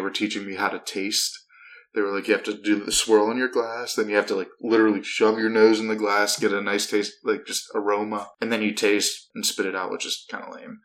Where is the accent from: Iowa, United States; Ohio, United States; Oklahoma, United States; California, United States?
Ohio, United States; outside of Akron; I am from Ohio, so like it's, and I grew up about a half hour, 45 minutes outside of Akron